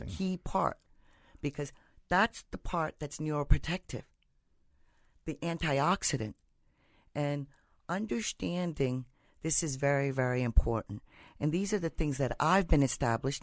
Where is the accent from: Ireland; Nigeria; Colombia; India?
India; now in United States; I'm from India.